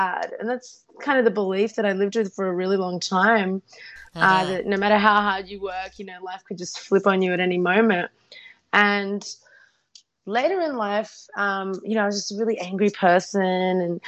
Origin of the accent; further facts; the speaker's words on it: Australia; also born or lived in Ukraine; I was about 3 years old. She was just, born. And we moved to Australia to start a new life